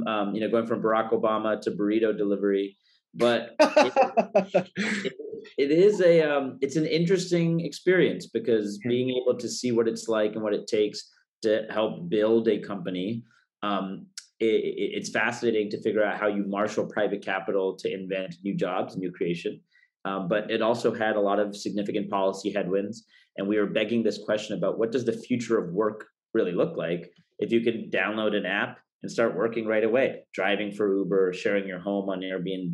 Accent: Fremont, California, United States; also born or lived in Washington, D.C.; I grew up here in the Bay Area in Fremont, went to the illustrious Mission San Jose High School

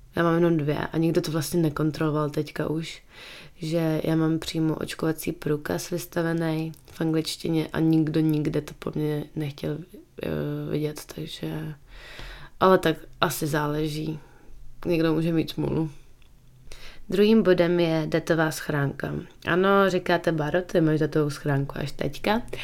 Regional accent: Prague, Czechia; moved away as an adult; now in New Zealand; já jsem kousek od Prahy, de facto z Prahy

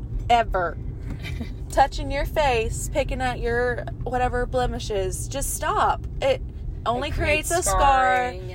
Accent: Birmingham, Alabama, United States; I'm from Birmingham, where people wear shoes when they prepare your food.

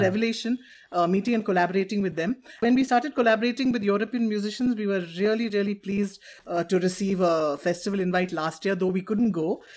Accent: Bangalore, Karnataka, India; both of us have grown up in Bangalore

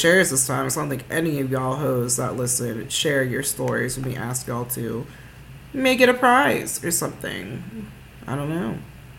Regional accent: Jamaica; we're Jamaican

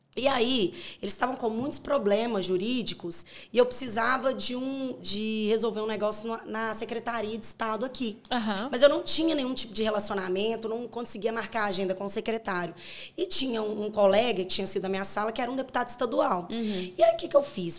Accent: Corinto, Minas Gerais, Brazil; Eu nasci em Corinto, é, perto de Curvelo.

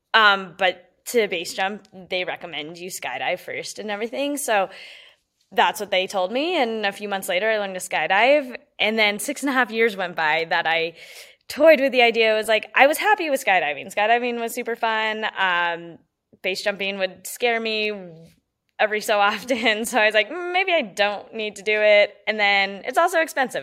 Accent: Colorado Springs, Colorado, United States; growing up in Colorado Springs

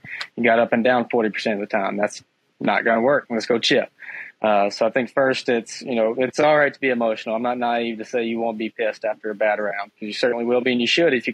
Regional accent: Dyersburg, Tennessee, United States; I grew up in Dyersburg, Tennessee

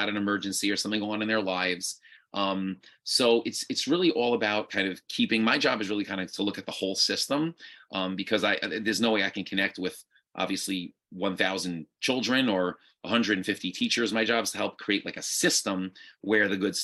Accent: New York, United States; also born or lived in Boca Raton, Florida / Israel; I grew up in New York and went to different yeshivas my whole life

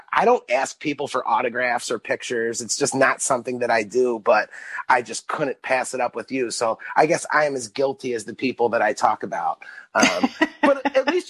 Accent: East Coast, United States; I'm from the East Coast.

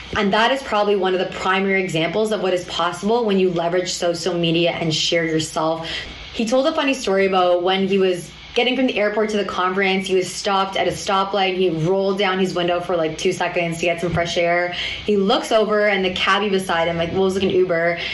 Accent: Toronto, Ontario, Canada; my hometown of Toronto

